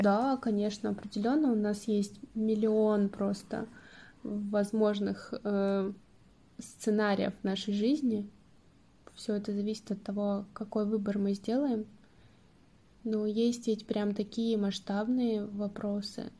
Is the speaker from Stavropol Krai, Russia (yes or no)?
yes; Stavropol, Stavropol Krai, Russia; moved away; когда я возвращаюсь там, в Ставрополь обратно, мне такое ощущение, что я вообще не уезжала